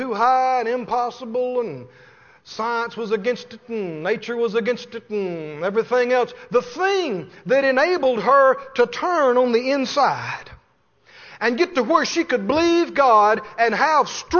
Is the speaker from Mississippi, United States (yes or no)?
yes; Mississippi, United States; I come from Mississippi. We use small words a lot of times where I grew up.